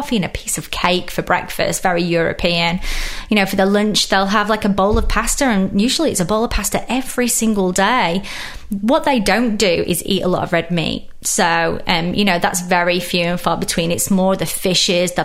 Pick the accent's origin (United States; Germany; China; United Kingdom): United Kingdom; England; accent: British; I grew up in England